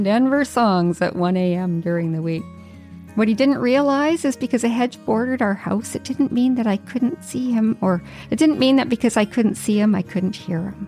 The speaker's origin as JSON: {"language": "English", "region": "Yukon", "country": "Canada", "tie": "born or raised there", "moved": "as an adult", "lives_now": "Vancouver Island, Canada", "said": "I'd lived in the Yukon for 44 years, and it was my first time leaving my hometown"}